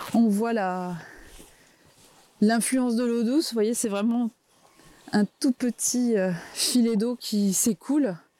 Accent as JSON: {"language": "French", "area": "Vosges", "region": "Grand Est", "country": "France", "tie": "born or raised there", "also_born_or_lived": "Metz", "moved": "as an adult", "lives_now": "Cap Sizun, France", "said": "je suis originaire des Vosges, je suis née dans les Vosges"}